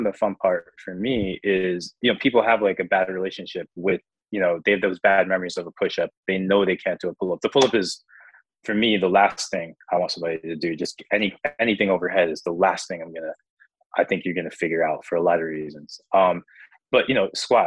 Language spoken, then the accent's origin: English; United States